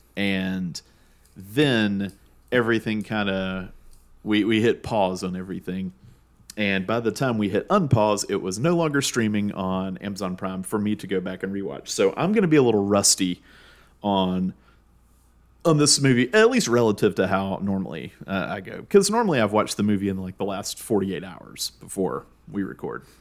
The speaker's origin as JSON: {"language": "English", "region": "Georgia", "country": "United States", "tie": "born or raised there", "said": "two guys growing up in Georgia"}